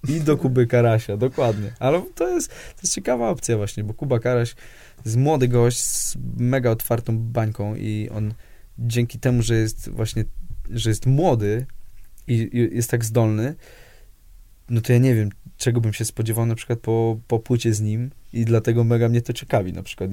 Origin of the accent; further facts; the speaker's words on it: Poland; now in Warsaw, Poland; jestem z Piotrkowa